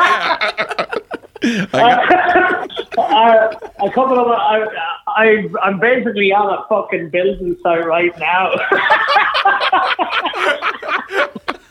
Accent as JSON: {"language": "English", "region": "County Offaly", "country": "Ireland", "said": "I'm from Southern Ireland. I'm from a small county in Offaly from the south"}